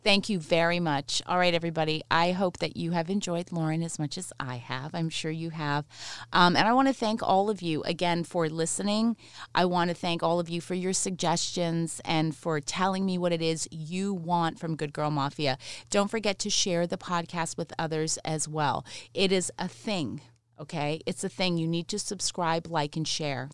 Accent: London, Ontario, Canada; also born or lived in Mississauga; I was born there, but then I grew up, um, I spent until the end of eighth grade in London, Ontario

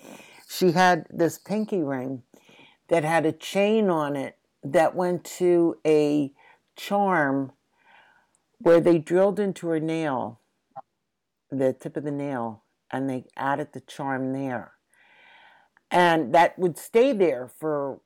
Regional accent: Philadelphia, Pennsylvania, United States; as a little girl growing up. You know, growing up in Philadelphia

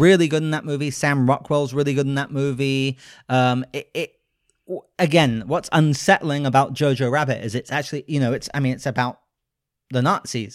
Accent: United Kingdom; I'm a British gentleman

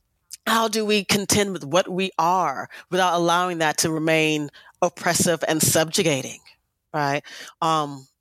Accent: United States; we are African American, we are Black American, right? America is our home

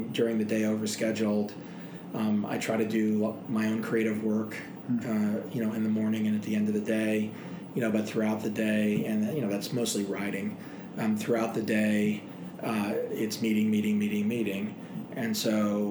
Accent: Dallas, Texas, United States; also born or lived in Boston, Massachusetts; now in Boulder, United States; I grew up in Dallas

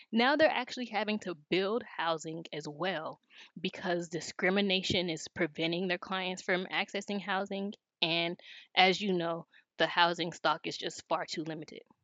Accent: Los Angeles, California, United States; moved away as an adult; now in North Carolina, United States; Growing up in South Los Angeles, many of the inequities in the city were highly visible.

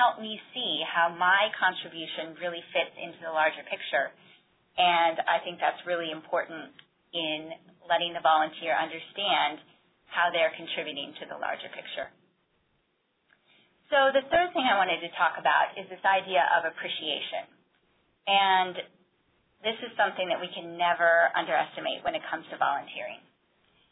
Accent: Iowa, United States; moved away; a recent trip that I took back to my hometown in Iowa

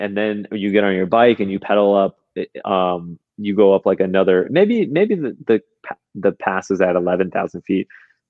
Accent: Florida, United States; I grew up in Florida

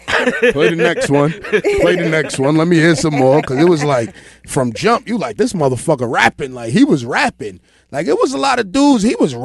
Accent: Arkansas, United States; people are like, yo, man, I feel like I'm from New York, man, and I'm from Arkansas.

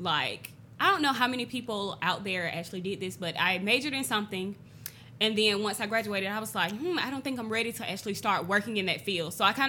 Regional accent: Athens, Georgia, United States; moved away as an adult; now in Augusta, United States; I'm originally from Athens, Georgia.

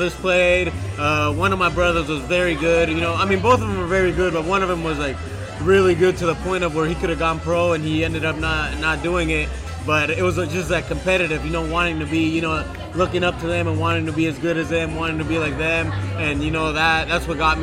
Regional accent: Washington, United States; moved away as an adult; also born or lived in Colorado / Oklahoma; now in Miami, United States; I'm from Washington State

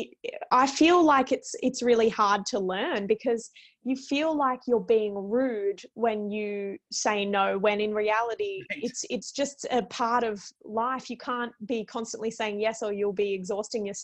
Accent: Australia; both being Australian

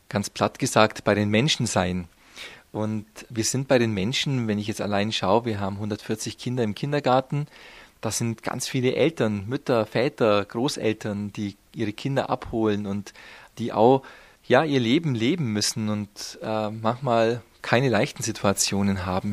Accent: Memmingen, Bavaria, Germany; also born or lived in Rhineland; als Schwabe, ich komme ja aus dem Unterallgäu, aus Memmingen

